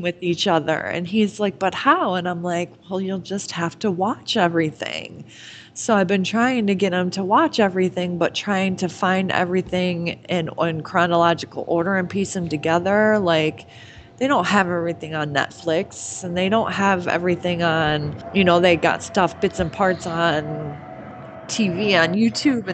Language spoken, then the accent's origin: English; near Livonia, Michigan, United States; It wasn't even 10 miles from my house and I had no clue that Eminem or Jake Gyllenhaal were within the vicinity of my hometown